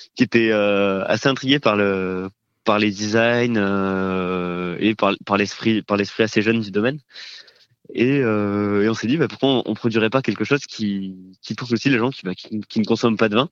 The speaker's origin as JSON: {"language": "French", "town": "Toulouse", "region": "Occitania", "country": "France", "tie": "born or raised there", "said": "je suis originaire de Toulouse"}